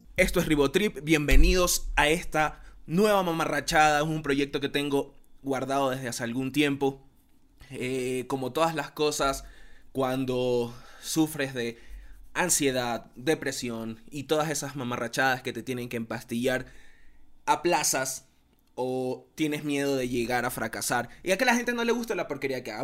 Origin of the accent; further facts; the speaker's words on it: Guayaquil, Guayas, Ecuador; somos de Guayaquil